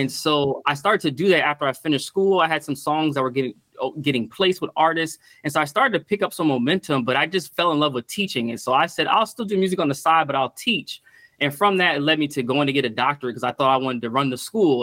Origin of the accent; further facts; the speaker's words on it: Stamford, Connecticut, United States; also born or lived in Petersburg, Virginia; most of my childhood and early adult life was in Stamford, Connecticut